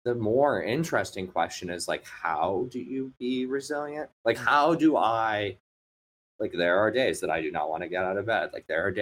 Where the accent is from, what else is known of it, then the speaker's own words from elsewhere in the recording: Midwest, United States; I'm a Midwesterner